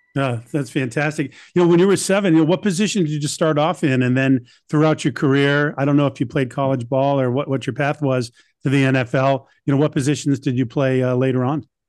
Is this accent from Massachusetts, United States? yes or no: yes; Boston, Massachusetts, United States; I'm from Boston